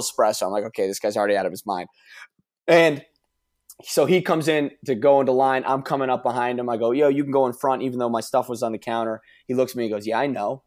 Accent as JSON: {"language": "English", "region": "New York", "country": "United States", "said": "I'm from New York"}